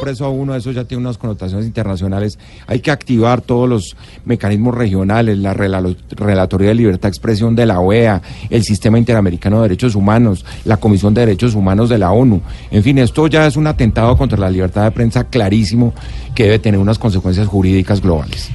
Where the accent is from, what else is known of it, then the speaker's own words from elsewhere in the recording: Bogotá, Colombia; Yo soy bogotano